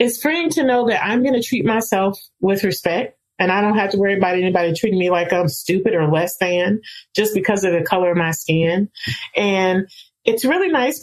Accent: Rocky Mount, North Carolina, United States; So I'm from Rocky Mount, North Carolina

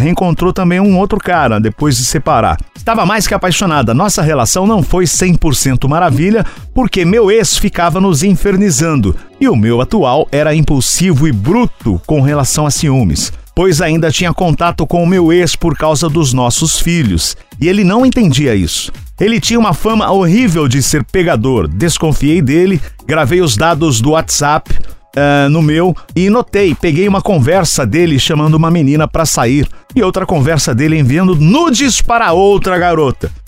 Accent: Limeira, São Paulo, Brazil; also born or lived in Santa Amélia; Nossa, eu nasci em Santa Amélia e fui criado em Limeira.

